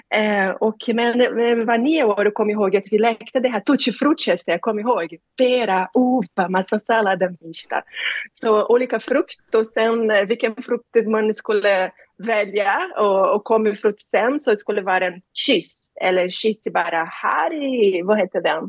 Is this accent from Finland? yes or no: no; Rio de Janeiro, Brazil; Swedish is a second language; moved away as an adult; now in Sweden; Jag är från Rio de Janeiro, jag växte upp i suburbs eh, nära faveler